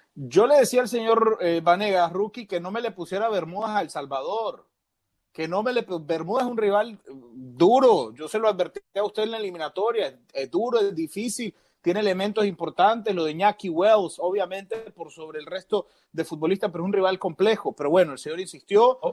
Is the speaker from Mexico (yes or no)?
no; Nicaragua; Se lo digo yo como nicaragüense que ama su selección